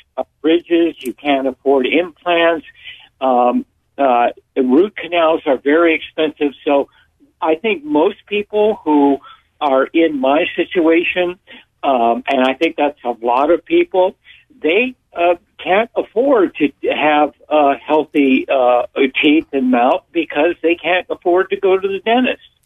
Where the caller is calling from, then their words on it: Santa Cruz, California, United States; I'm calling from Santa Cruz.